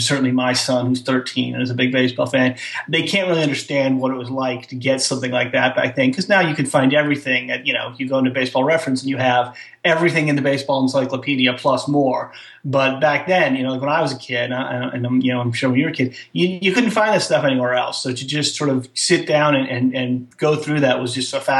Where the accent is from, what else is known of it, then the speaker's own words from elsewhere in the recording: Rochester, New York, United States; I grew up in Rochester, the suburbs of Rochester, New York.